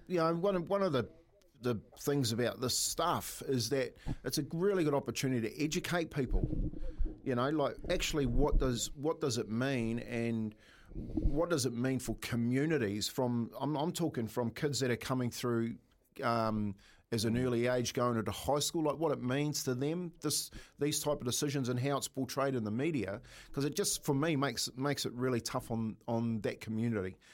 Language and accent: English; Waitara, Taranaki, New Zealand; I grew up in Waitara